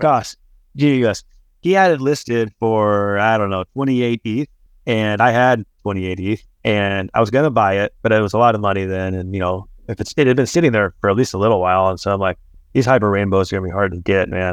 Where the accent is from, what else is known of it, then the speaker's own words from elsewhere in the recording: Texas, United States; I grew up in Texas